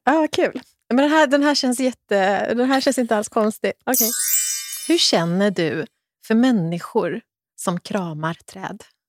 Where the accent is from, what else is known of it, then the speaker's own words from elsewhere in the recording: Kungälv, Västra Götaland, Sweden; där jag växte upp i Kungälv